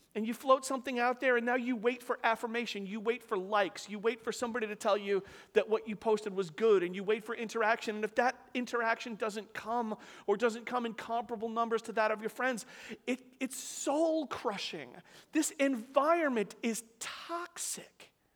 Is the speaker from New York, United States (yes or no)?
yes; New York City, New York, United States; I grew up in Staten Island with a nice, lovely little, you know, working class, like, middle class house